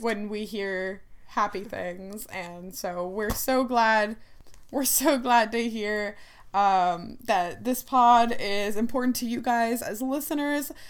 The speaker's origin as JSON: {"language": "English", "region": "Ohio", "country": "United States", "tie": "born or raised there", "said": "growing up in Ohio, I don't speak with an accent"}